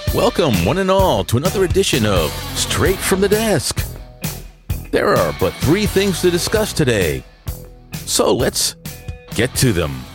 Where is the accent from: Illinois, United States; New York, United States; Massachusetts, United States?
New York, United States; New York City; accent: New York; also born or lived in Manhattan; if you weren't able to tell from my accent, I'm a product of New York. I was born in Manhattan, but basically spent my youth in the Bronx